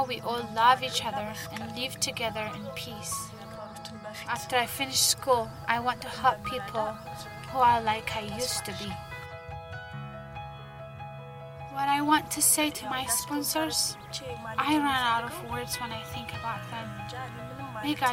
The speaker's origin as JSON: {"language": "English", "region": "Addis Ababa", "country": "Ethiopia", "tie": "born or raised there", "said": "I was born in Addis Ababa."}